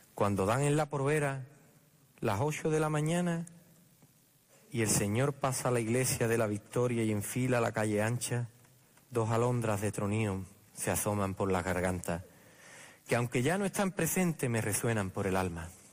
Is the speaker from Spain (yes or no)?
yes; Jerez de la Frontera, Andalusia, Spain